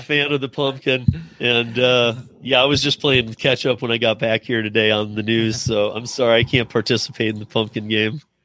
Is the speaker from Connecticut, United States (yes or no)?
no; Michigan, United States; moved away; I'm originally from Michigan. I've been out here for, like, twenty-some years